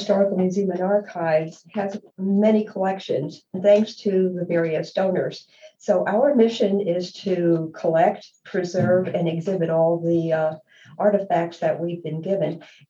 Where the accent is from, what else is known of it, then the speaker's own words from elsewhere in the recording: New York City, New York, United States; I was born and raised in Manhattan, and I was lucky enough to live down the street from the Metropolitan Museum of Art